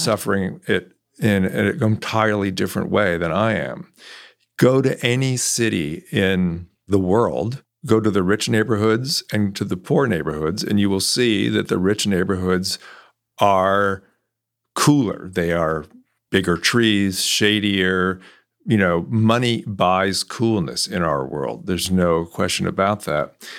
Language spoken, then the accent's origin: English; California, United States; also born or lived in New York; now in Texas, United States; I grew up in California